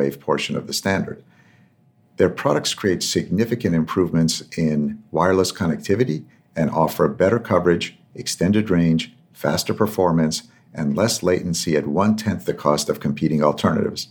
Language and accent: English; Tehran, Tehran Province, Iran; moved away; where I grew up in Tehran, there was a church